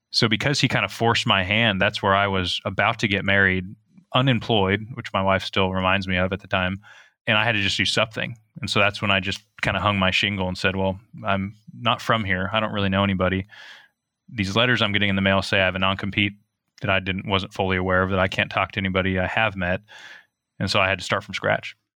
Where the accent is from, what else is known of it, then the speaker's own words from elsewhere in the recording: outside of Eugene, Oregon, United States; I grew up outside of Eugene